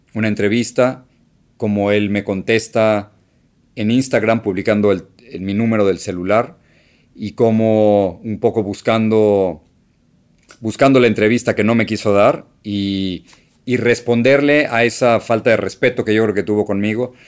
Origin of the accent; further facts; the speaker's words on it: Mexico City, Mexico; moved away as an adult; now in United States; la casa donde, donde crecí en México